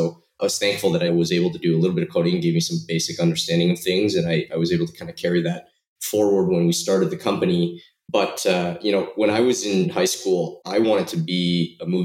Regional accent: Toronto, Ontario, Canada; also born or lived in Shanghai, China; I was, uh, I was born in Shanghai, moved to Toronto and grew up most of my life in Toronto, Canada.

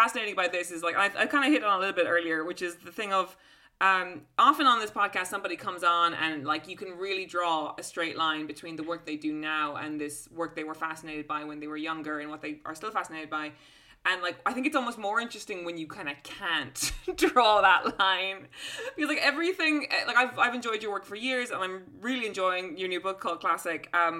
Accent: London, United Kingdom; As a Londoner, I know this feeling

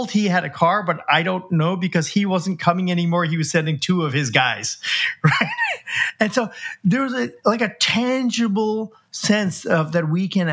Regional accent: United States; my parents were from India, but I was born in the United States and I'd never been there before

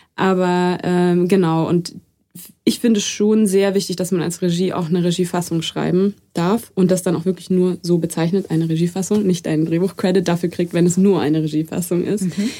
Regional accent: Munich, Bavaria, Germany; ich bin in München aufgewachsen

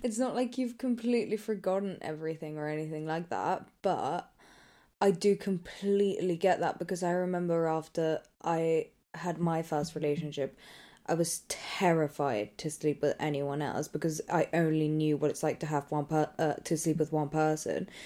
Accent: England, United Kingdom; accent: English; if I didn't have an English accent

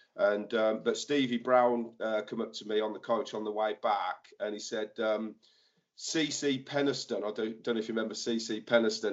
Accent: Northampton, East Midlands, United Kingdom; I grew up in Kingsthorpe. I went to Kingsthorpe Upper School

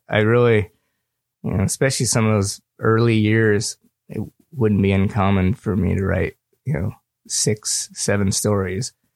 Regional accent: Livingston, Montana, United States; also born or lived in Missoula, Montana / Argentina; in Livingston where I'm from

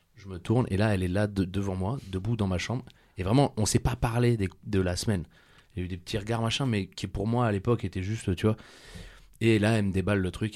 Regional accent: southern France, France; je viens dans le sud de la France.

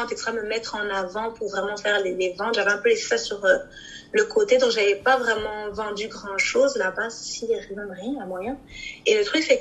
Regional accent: Kinshasa, DR Congo; plus au Congo parce que je suis originaire du Congo Kinshasa

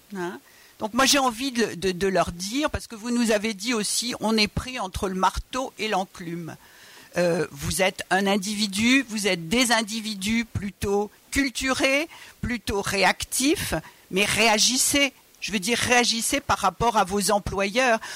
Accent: Georgia; French is a second language; now in France; je viens de Georgie, d'origine arménienne.

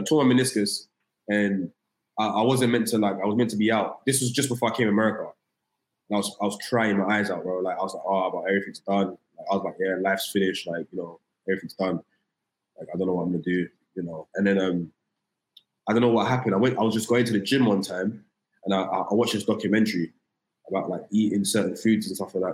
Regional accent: London, United Kingdom; moved away as an adult; now in United States; just born in London, Tottenham, North London, like rough area.

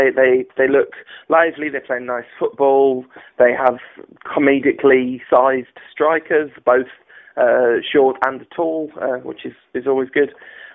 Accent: England, United Kingdom; As an English person

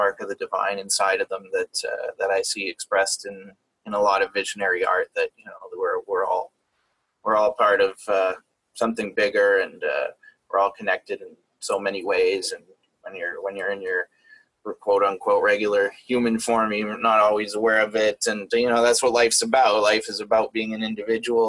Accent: Canada; I'm Canadian, so I'm not in the States

